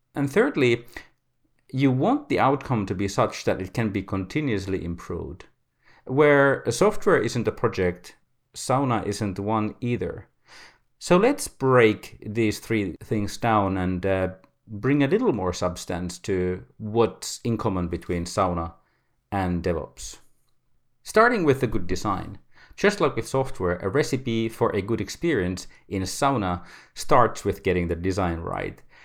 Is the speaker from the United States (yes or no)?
no; Finland; I come from Finland